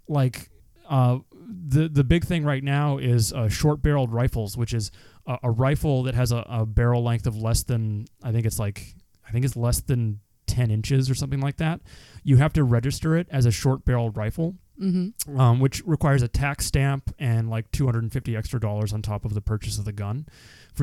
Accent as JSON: {"language": "English", "country": "Canada", "said": "I'm a Canadian"}